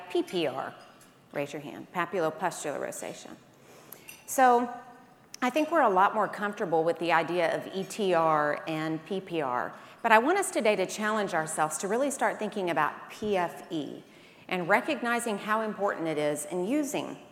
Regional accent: Birmingham, Alabama, United States; I am from Birmingham, Alabama. That's how we say it there

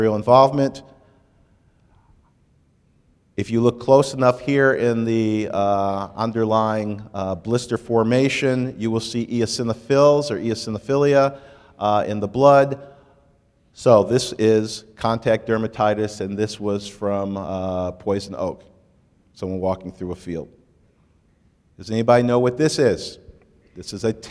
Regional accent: Michigan, United States; moved away; I grew up in Michigan

